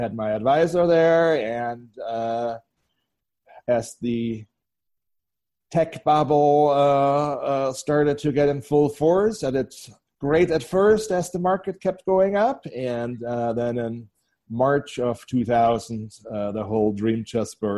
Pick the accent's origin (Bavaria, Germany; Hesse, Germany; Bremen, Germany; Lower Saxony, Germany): Bavaria, Germany; moved away as an adult; now in United States; So I grew up in Bavaria in Germany in a smaller town south of Munich, about an hour south of Munich, close to the Austrian and Swiss border